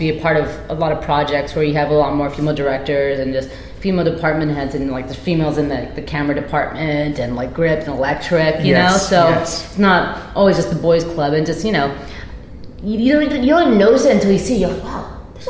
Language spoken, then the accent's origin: English; Philippines; Growing up in the Philippines, I thought this was normal. Apparently it's not, but my parents used to make their own beer in the bathroom, in the guest bathroom, because it's a Muslim country, so can't be drinking.